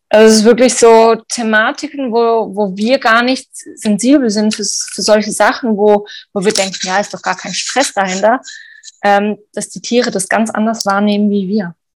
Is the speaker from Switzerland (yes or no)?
yes; Switzerland; bei uns in der Schweiz